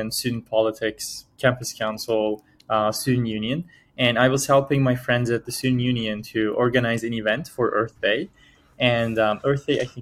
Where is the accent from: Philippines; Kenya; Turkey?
Turkey; moved away as an adult; also born or lived in Toronto, Canada; I was born and raised in Turkey for 18 years. And after graduating from high school, I moved to Canada